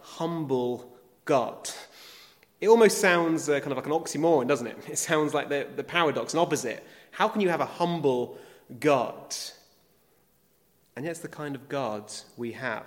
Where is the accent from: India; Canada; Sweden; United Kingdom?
United Kingdom; As British people